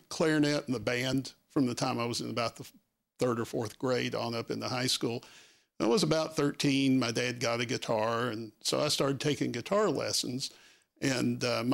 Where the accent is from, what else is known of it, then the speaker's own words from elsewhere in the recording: Knoxville, Tennessee, United States; I grew up in Knoxville, which is just about 30 minutes away